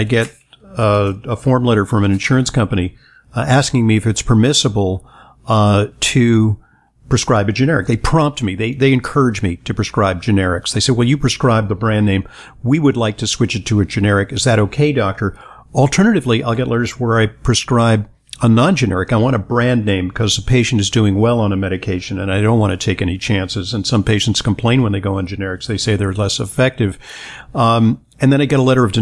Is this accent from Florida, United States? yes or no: no; New York City, New York, United States; I'm from New York City